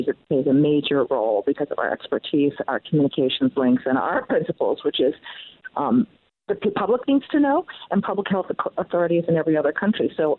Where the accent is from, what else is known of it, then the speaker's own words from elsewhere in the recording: United States; I'm an American